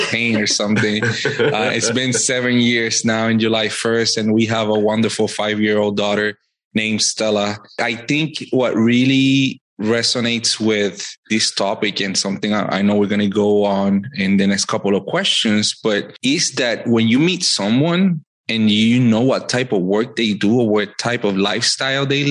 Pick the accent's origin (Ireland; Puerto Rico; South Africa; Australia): Puerto Rico; moved away as an adult; also born or lived in Virginia / Washington, D.C.; now in Fayetteville, United States; I am originally born and raised in Puerto Rico. Life brought me to Virginia 9 years ago